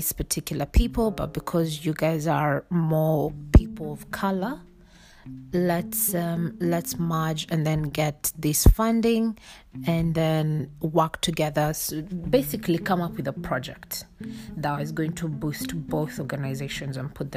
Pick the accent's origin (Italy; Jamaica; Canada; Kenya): Kenya; I born and bred in Kenya